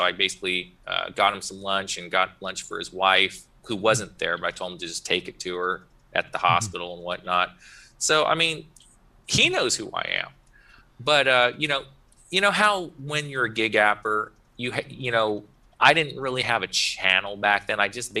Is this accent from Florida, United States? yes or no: no; Soddy Daisy, Tennessee, United States; also born or lived in Chattanooga; I was born in Chattanooga half my life. My dad was in the military, but after he got out, you know, he was a dual Army Navy at the time. But the point is that he got out. I was living with my grandparents in Soddy Daisy a long time ago as a kid